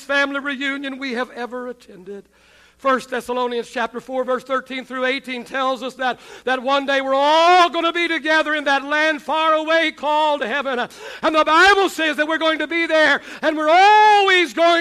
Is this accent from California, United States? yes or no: no; Oklahoma, United States; also born or lived in West Texas; now in Texas, United States; I grew up in Oklahoma